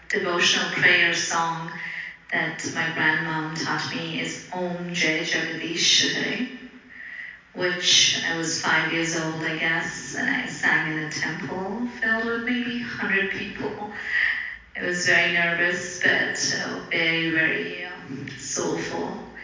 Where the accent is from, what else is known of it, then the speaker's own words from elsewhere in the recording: Dubai, United Arab Emirates; first language Telugu; English is a second language; also born or lived in Bangalore, India; I was born in Bangalore, and I speak about six languages. My mother tongue is Telugu. Apart from that, I speak Tamil, Hindi, Kannada, English, a little bit of Arabic because I was raised in Dubai.